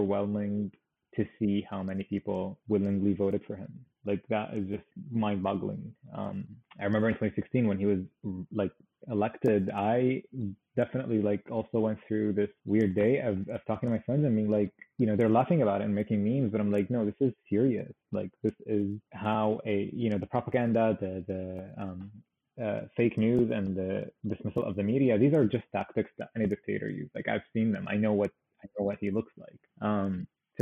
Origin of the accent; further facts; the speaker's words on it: Syria; moved away as an adult; also born or lived in Damascus; now in United States; I've only been born into this regime